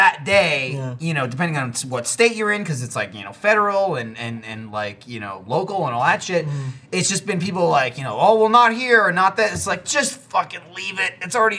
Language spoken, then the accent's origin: English; New Jersey, United States; because I grew up in New Jersey, and like I was born in 87, so you know, I grew up mostly in the 90s.